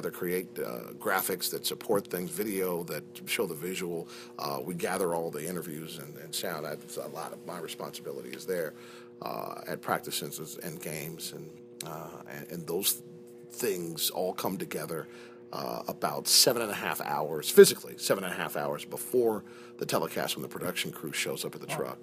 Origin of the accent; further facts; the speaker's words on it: Ohio, United States; moved away; I'm from Ohio country